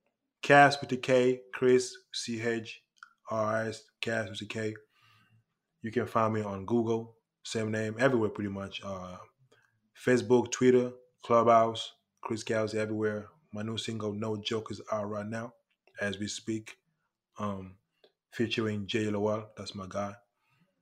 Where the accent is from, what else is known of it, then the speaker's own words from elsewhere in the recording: England, United Kingdom; I'm from Europe, I'm from England